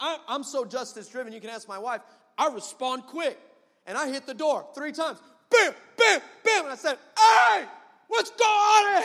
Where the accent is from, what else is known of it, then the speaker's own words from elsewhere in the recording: El Paso, Texas, United States; I'm from El Paso